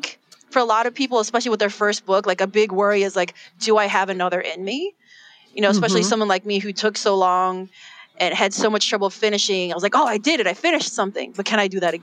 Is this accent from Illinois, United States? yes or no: yes; Chicago, Illinois, United States; I was born and raised in Chicago.